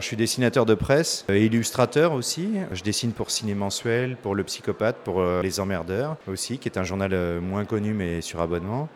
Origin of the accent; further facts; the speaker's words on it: Paris, Île-de-France, France; Moi, je suis parisien